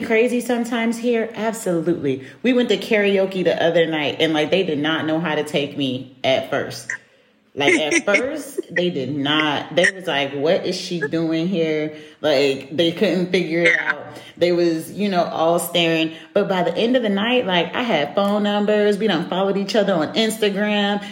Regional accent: United States; moved away as an adult; now in Europe; I'm American

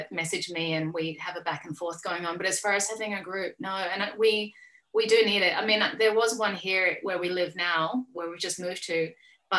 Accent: Australia; I'm an Australian artist.

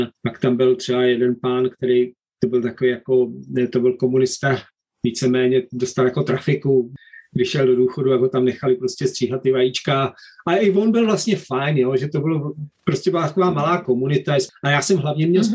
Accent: Bohemia, Czechia; moved away as an adult; also born or lived in Prague; now in Worcester, United Kingdom; my jsme vyrůstali v Čechách s knížkama

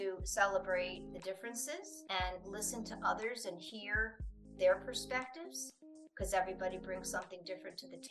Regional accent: United States; moved away; I'm from the United States

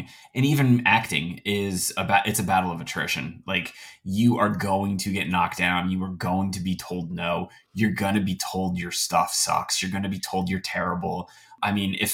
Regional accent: New Jersey, United States; I'm from New Jersey

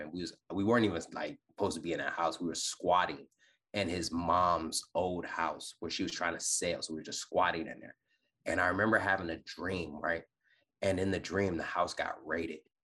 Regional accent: Detroit, Michigan, United States; also born or lived in California; now in Virginia, United States; born and raised in Detroit, Michigan

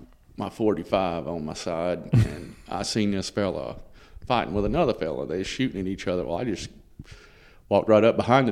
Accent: North Carolina, United States; born there; I was born in North Carolina in 1974.

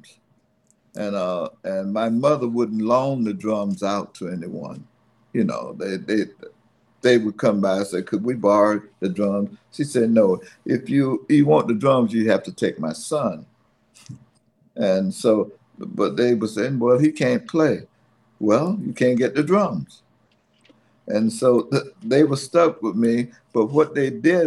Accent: Fayetteville, United States; moved away as an adult; also born or lived in New York; I grew up in Fayetteville

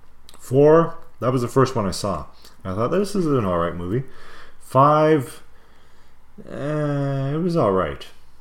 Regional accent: Canada; I love being a Canadian.

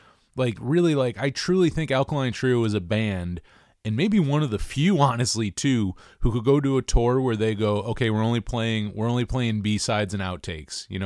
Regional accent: New York, United States; I'm from New York. I'm not from California

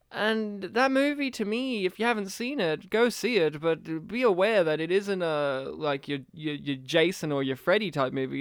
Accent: Australia; as an Australian

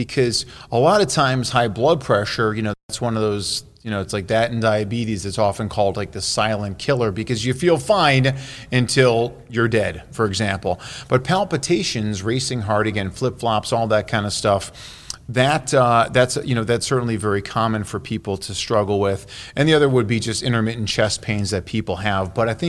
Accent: Chicago, Illinois, United States; My hometown is Chicago.

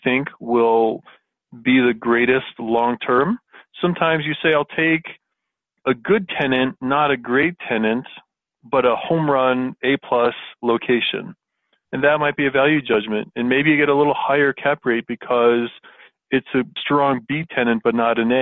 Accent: Florida, United States; now in Colorado, United States; I was born and raised in Florida

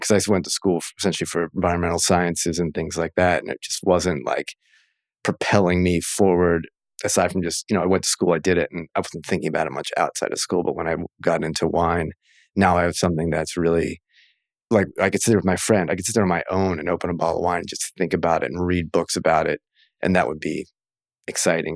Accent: Maryland, United States; now in Oregon, United States; in Maryland, of all places, which is where I grew up.

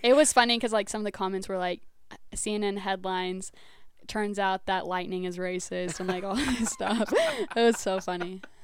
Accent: Hatch, New Mexico, United States; also born or lived in Las Cruces, New Mexico; I was born in Cruces and I grew up in Hatch, all my mom's family farms

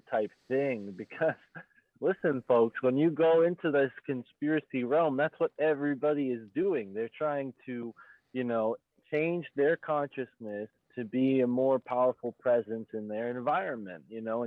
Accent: United States; driving along one of the busiest highways in the United States that cuts right through my hometown

